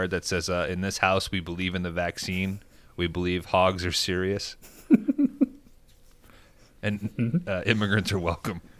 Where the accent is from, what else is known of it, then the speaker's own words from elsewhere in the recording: England, United Kingdom; Like, oh, I'm I'm from England. I know how these fuckers are.